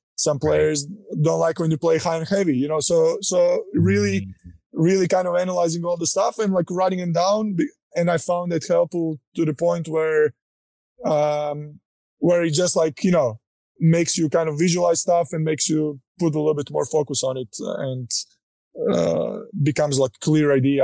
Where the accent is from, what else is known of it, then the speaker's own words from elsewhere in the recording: Croatia; moved away as an adult; now in United States; growing up in Croatia, uh, you know, not coming from a wealthy family